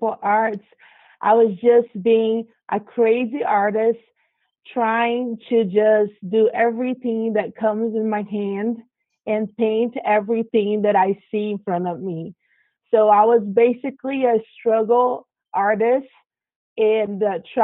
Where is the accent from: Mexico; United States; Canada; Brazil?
Brazil; moved away; I grew up in Brazil and South America